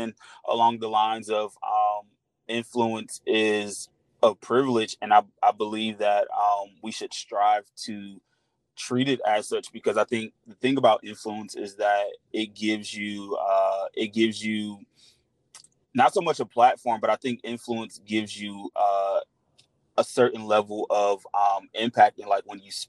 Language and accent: English; Newark, New Jersey, United States; moved away as an adult; now in Atlanta, United States; I am from Newark, New Jersey. I currently live in Atlanta